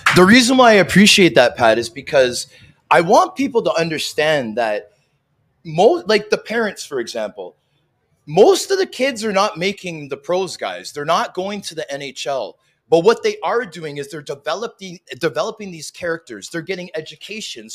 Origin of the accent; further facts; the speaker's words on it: Canada; as a Canadian family, my siblings and I all embraced a sport growing up